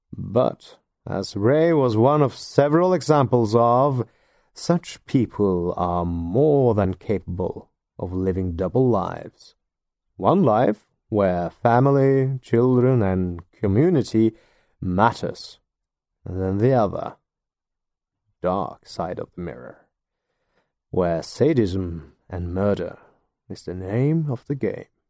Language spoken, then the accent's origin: English; Norway; English is a second language; I'm not a native English speaker, and I do not live in either the U K or the United States of America. I am a Norwegian living in Norway.